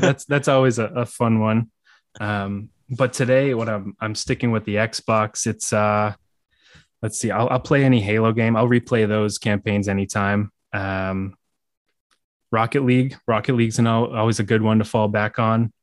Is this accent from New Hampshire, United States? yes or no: yes; Manchester, New Hampshire, United States; moved away as an adult; now in Massachusetts, United States; I grew up in Manchester, New Hampshire, uh, so I haven't traveled too far.